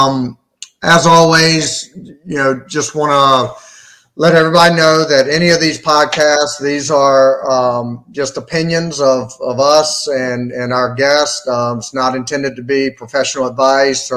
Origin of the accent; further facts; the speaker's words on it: Surry County, Virginia, United States; my hometown